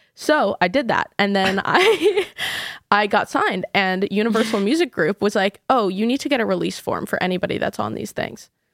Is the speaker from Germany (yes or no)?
no; New York City, New York, United States; I grew up in New York City